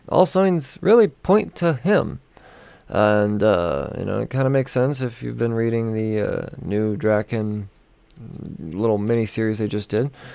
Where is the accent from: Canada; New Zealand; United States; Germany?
United States; Denver, Colorado; my hometown of Denver